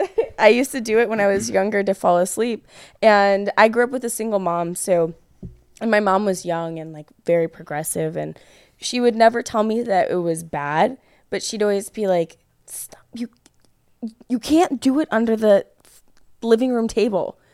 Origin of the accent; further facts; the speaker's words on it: thirty miles outside of Chicago, Illinois, United States; moved away as an adult; also born or lived in Aurora, Illinois; I grew up thirty miles outside of Chicago. So I grew up in cornfields. I grew up in a town of five thousand